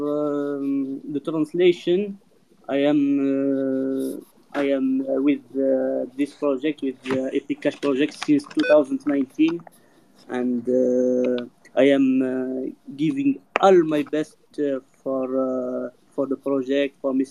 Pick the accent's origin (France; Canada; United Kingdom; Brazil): France; also born or lived in Dubai; I'm from France.